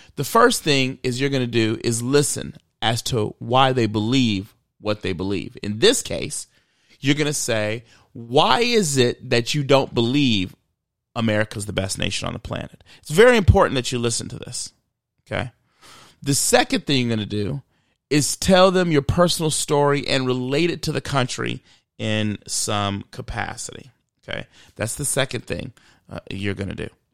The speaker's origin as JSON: {"language": "English", "region": "Michigan", "country": "United States", "tie": "born or raised there", "said": "I grew up in Michigan"}